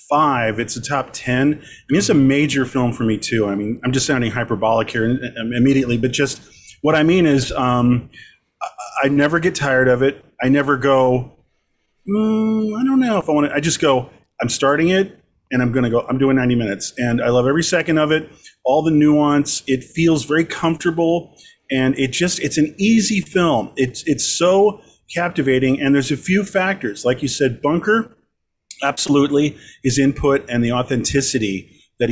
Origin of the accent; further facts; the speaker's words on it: Long Beach, California, United States; was born and raised in Long Beach